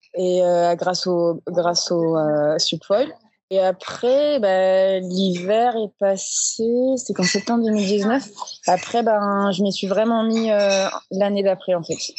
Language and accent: French; Marseille, Provence-Alpes-Côte d'Azur, France; je suis née à Marseille